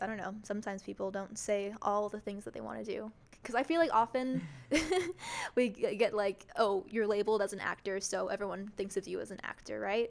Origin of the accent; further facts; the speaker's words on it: Florida, United States; moved away as an adult; also born or lived in Chicago; I was born here in Florida and I went to Chicago to pursue a Bachelor of Arts in Musical Theater